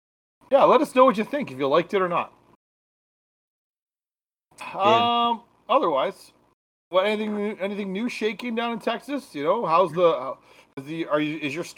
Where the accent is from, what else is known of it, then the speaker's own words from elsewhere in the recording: Canada; I'm from Canada